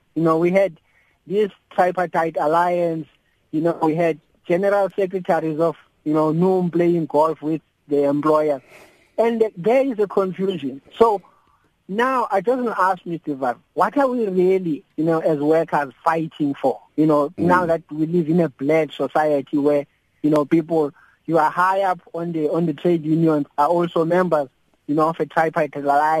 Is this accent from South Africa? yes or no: yes; Port Elizabeth, Eastern Cape, South Africa; When I was a young man growing up in Port Elizabeth, I liked metal and component workers' union.